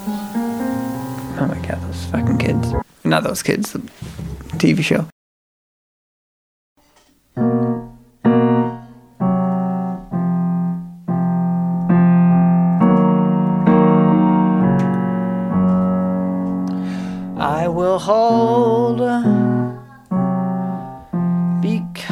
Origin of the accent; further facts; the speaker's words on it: Minnesota, United States; moved away as an adult; I come from Minnesota, and I just returned to Minnesota.